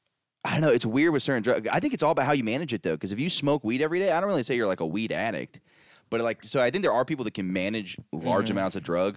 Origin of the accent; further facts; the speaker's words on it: Orlando, Florida, United States; now in New York, United States; growing up in Orlando